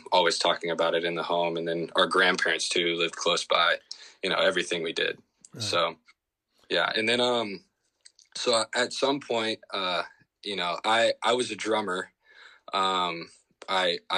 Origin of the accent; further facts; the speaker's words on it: Shreveport, Louisiana, United States; I grew up in Shreveport, Louisiana, as a son of a youth minister and grandson of our preacher